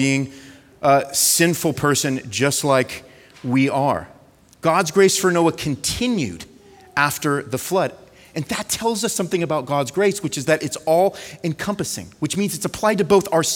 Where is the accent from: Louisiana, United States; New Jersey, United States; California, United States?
California, United States; moved away; I'm from California